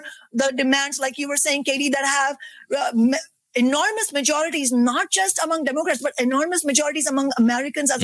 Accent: India; now in Seattle, United States; the experience of growing up in India

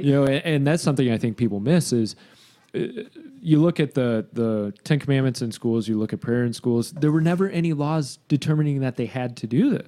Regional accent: Grand Haven, Michigan, United States; my hometown

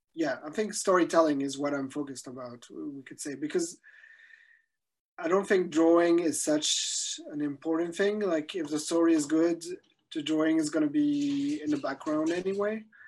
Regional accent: Belgium; I'm from Belgium

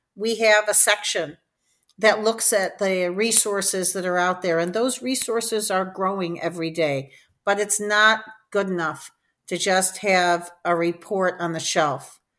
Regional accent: Detroit, Michigan, United States; moved away as an adult; also born or lived in New Haven, Connecticut; I'm from Detroit, Michigan

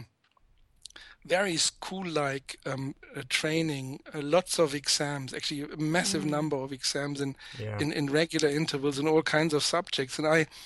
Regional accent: about 30 kilometers west of Marburg, Hesse, Germany; now in Göttingen, Germany; I was born in Marburg, but I grew up about 30 kilometers west of Marburg. This is one of the probably most rural areas in central Germany.

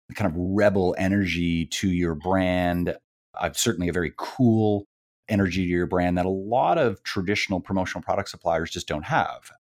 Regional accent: Canada; I'm from Canada

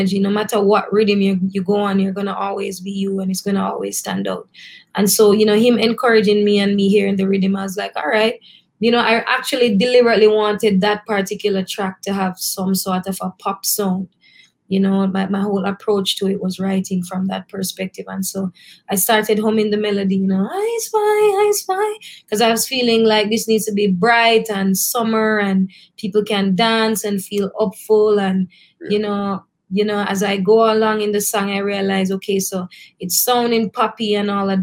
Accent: Christiana, Manchester Parish, Jamaica; now in Kingston, Jamaica; I'm literally from Christiana, Manchester

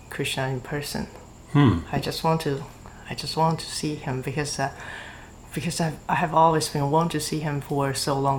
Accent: China; I'm from China

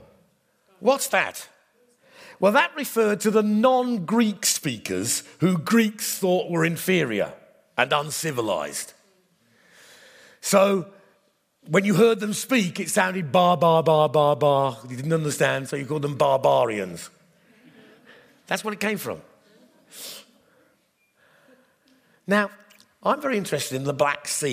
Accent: England, United Kingdom; My identity is I am in Christ, united with all who are in Christ, and happen to be English

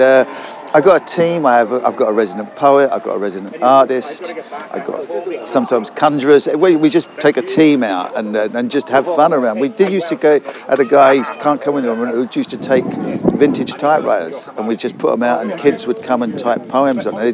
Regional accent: London, United Kingdom; moved away as an adult; also born or lived in Cardiff / Swansea; I grew up in the East End of London

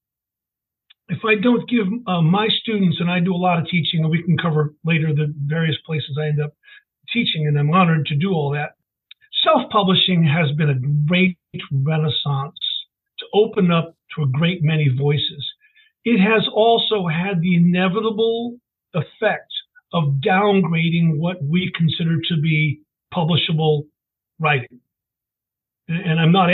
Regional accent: Richmond, Virginia, United States; I'm one of those really lucky people that lives in the city of his birth

